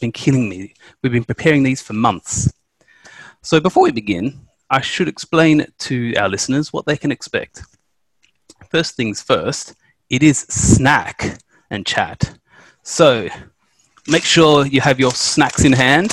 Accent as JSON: {"language": "English", "country": "Australia", "moved": "as an adult", "lives_now": "United Kingdom", "said": "I'm from Australia"}